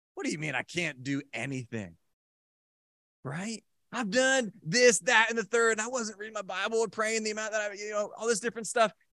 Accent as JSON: {"language": "English", "town": "Randolph", "region": "New Jersey", "country": "United States", "tie": "born or raised there", "said": "I was, uh, kinda born and raised in Randolph, New Jersey, and so I was in Randolph High School"}